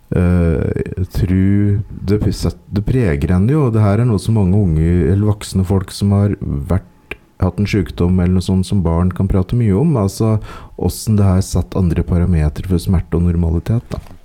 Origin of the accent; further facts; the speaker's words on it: Ringsaker, Innlandet, Norway; Ringsaker kommune, som er der jeg vokste opp